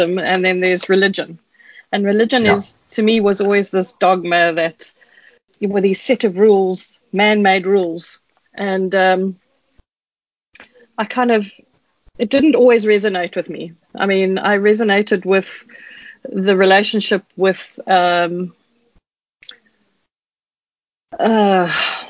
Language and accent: English; Kempton Park, Gauteng, South Africa; moved away as an adult; now in Cape Town, South Africa; I was born in Cape Town, and when I was in primary school, we moved up to Johannesburg, to Kempton Park, because my dad was transferred